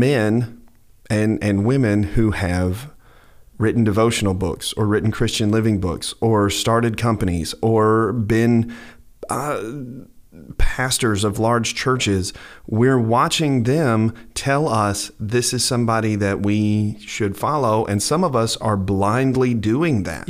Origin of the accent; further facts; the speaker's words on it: United States; I'm an American citizen